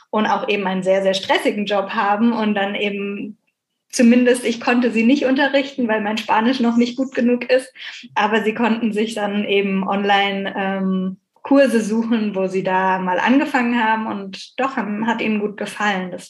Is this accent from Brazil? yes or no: no; Bucaramanga, Santander, Colombia; now in Germany; Aber bei uns in Bucaramanga habe ich nichts gefunden.